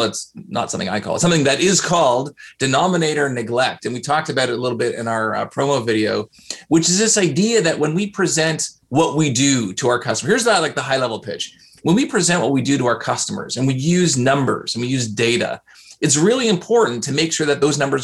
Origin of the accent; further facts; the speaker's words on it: Canada; I'm Canadian, so I say processing